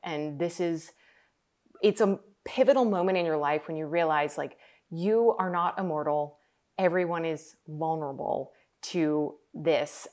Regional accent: New York, United States; I grew up in New York

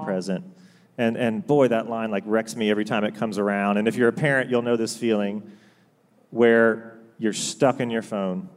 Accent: Augusta, Georgia, United States; also born or lived in Chapel Hill, North Carolina; born and raised basically in Augusta, Georgia.

